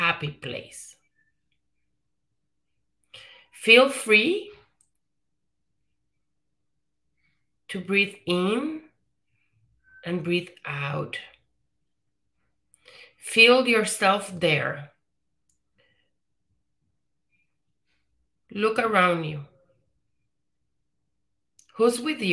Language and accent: English; Puerto Rico; moved away; So I'm Puerto Rican. I was born and raised in the Caribbean, in Puerto Rico.